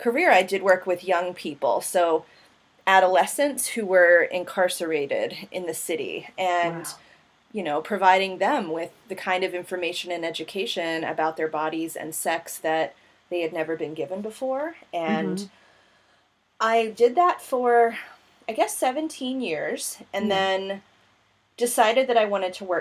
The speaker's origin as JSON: {"language": "English", "country": "United States", "tie": "born or raised there", "said": "growing up in America"}